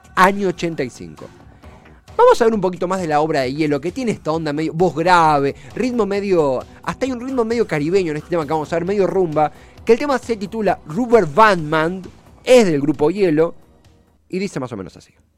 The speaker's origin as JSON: {"language": "Spanish", "country": "Argentina"}